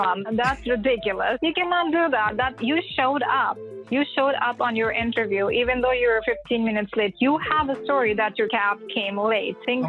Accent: India; moved away as an adult; now in United States; Originally, I was born in India, and I've been in the states for almost five years now

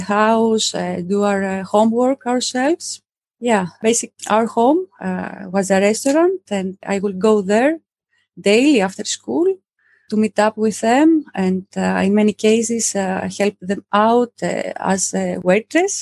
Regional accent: southern Greece, Greece; moved away; I'm from Greece. I grew up in a small village in the south of Greece

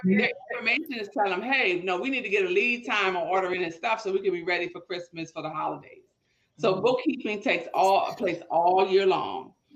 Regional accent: Petersburg, United States; growing up in Petersburg

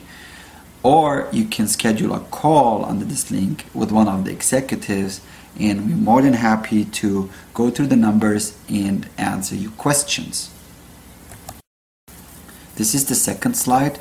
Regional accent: Germany; moved away as an adult; now in United States; I grew up with him in Germany

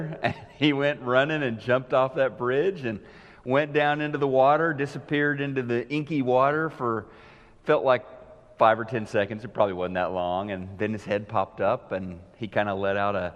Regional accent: the Ozarks, United States; I was 16 years old, growing up in the Ozarks

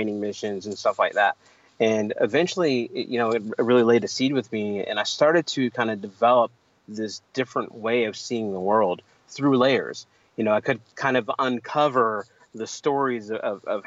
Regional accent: Pittsburgh, Pennsylvania, United States; I'm originally from Pittsburgh. I grew up in you know, inner city Pittsburgh on the north side

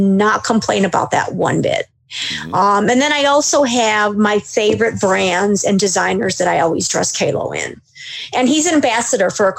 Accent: Cleveland, Ohio, United States; I'm from Cleveland

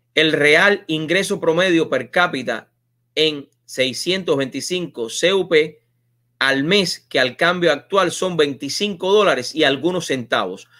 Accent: Cuba; moved away as an adult; yo me fui de Cuba hace casi 21 años

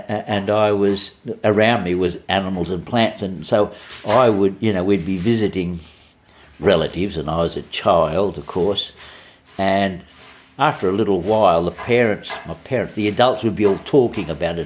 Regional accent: Sydney, New South Wales, Australia; I grew up in Sydney in the eastern suburbs

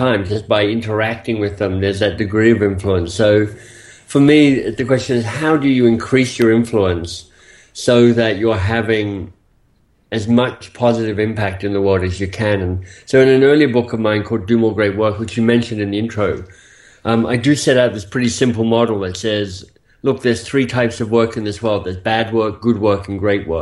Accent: Australia; moved away as an adult; also born or lived in Oxford, United Kingdom; So I'm Australian by birth. You'll hear that maybe a bit in my accent for some of you. But I left Australia some 25 years ago, maybe a bit longer now

